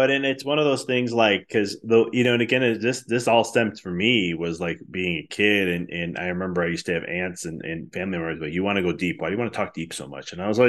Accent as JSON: {"language": "English", "town": "Chicago", "region": "Illinois", "country": "United States", "said": "Like I experienced this when I moved from Chicago and I went to school at Arizona for a little bit."}